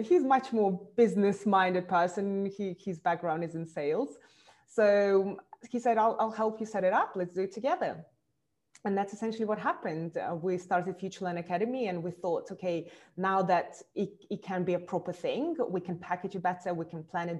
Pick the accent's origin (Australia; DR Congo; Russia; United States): Russia; moved away as an adult; also born or lived in Moscow; now in London, United Kingdom; I was born in Russia, and eventually I moved about 13 years, I moved to London.